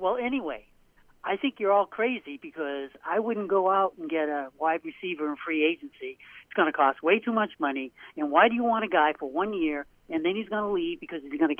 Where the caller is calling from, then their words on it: Portland, Maine, United States; Portland, Maine.